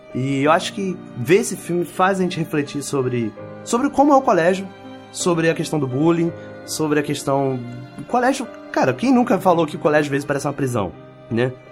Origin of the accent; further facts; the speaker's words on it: Brazil; eu me senti meio mal, assim, enquanto brasileiro